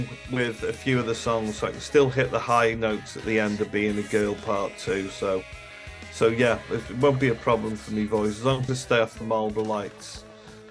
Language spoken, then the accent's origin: English; Liverpool, North West England, United Kingdom; I was born in Liverpool, so my home city